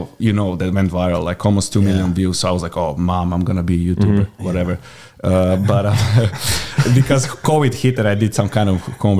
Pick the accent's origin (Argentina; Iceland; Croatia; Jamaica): Croatia; accent: Croatian; English is a second language; moved away as an adult; also born or lived in Galveston, Texas; now in Texas, United States; I'm born and raised in Croatia.